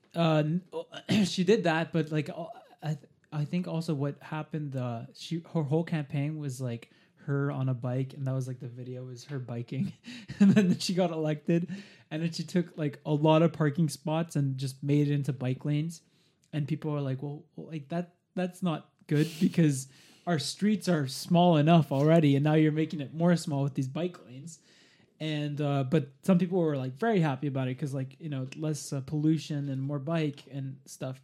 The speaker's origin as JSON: {"language": "English", "town": "Montreal", "region": "Quebec", "country": "Canada", "moved": "yes", "lives_now": "Toronto, Canada", "said": "I'm, I'm from Montreal"}